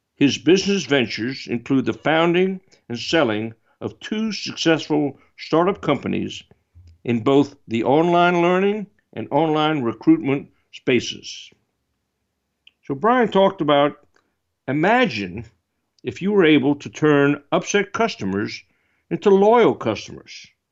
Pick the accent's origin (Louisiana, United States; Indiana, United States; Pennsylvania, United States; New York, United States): Louisiana, United States; New Orleans; my hometown in New Orleans